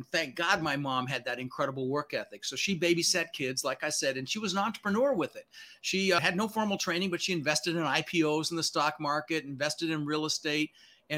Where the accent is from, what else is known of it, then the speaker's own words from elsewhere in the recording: Denver, Colorado, United States; also born or lived in Netherlands; I was born in the Netherlands, wooden shoes, windmill. Immigrated when I was 6 years old with my brother, Albert, my mother's Vancha. We ended up in Denver, Colorado